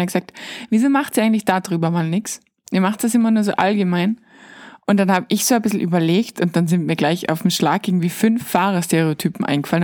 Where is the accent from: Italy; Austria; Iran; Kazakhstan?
Austria; als Österreicher